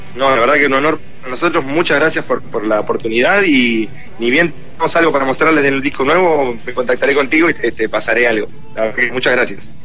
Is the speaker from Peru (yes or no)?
no; Argentina